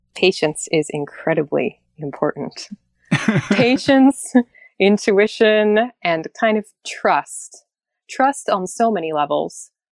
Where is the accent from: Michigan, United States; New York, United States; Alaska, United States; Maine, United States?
Alaska, United States; I'm from Alaska.